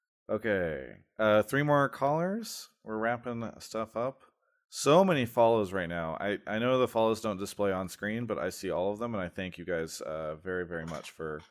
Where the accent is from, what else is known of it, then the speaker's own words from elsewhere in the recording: United States; No. I'm American.